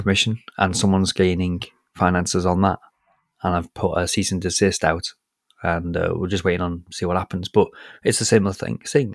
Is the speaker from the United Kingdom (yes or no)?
yes; United Kingdom; I'm British